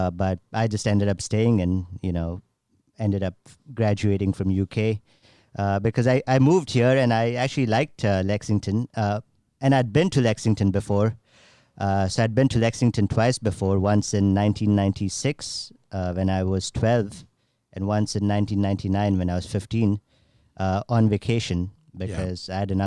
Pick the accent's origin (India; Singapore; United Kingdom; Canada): India; Bangalore, Karnataka; moved away as an adult; also born or lived in Gujarat, India; I grew up in Bangalore